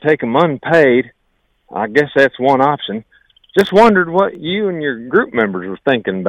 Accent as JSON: {"language": "English", "region": "Virginia", "country": "United States", "lives_now": "Pickaway County, United States", "said": "Hey, my accent, I done come up through West Virginia from Virginia down there, talk more like this in Virginia."}